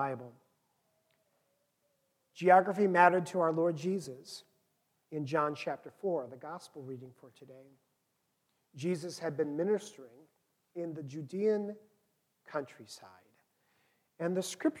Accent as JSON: {"language": "English", "region": "Minnesota", "country": "United States", "moved": "as an adult", "lives_now": "Chicago, United States", "said": "I was from Minnesota."}